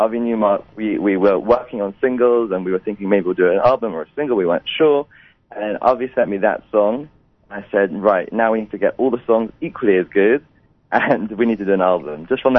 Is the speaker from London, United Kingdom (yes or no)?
yes; London, United Kingdom; Yeah, I'm from London. I'm still there.